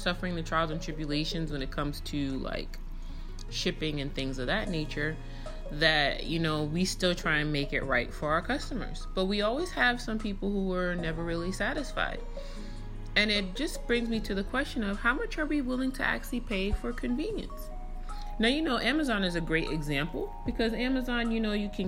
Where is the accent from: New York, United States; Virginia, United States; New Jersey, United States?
New York, United States; growing up in New York, you know, I would get my happy ass on a train and go where I needed to go to buy certain things